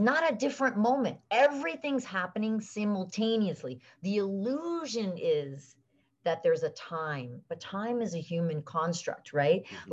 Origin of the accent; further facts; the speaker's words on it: South Florida, United States; also born or lived in Venezuela; we moved back from South America, from Venezuela, and I grew up in South Florida